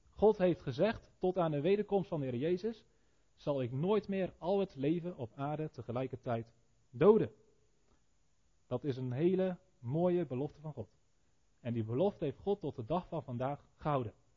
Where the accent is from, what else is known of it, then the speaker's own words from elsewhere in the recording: Netherlands; als Nederlanders die onder de zeespiegel wonen